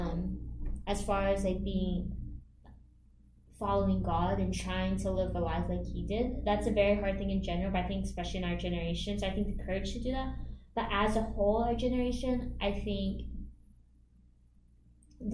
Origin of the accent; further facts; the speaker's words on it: United States; when I came over to America, I was raised in the Catholic faith.